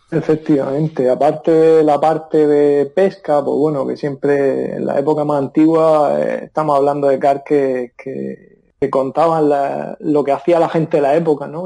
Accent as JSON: {"language": "Spanish", "town": "Murcia", "region": "Region of Murcia", "country": "Spain", "also_born_or_lived": "Seattle, United States", "said": "soy de Murcia"}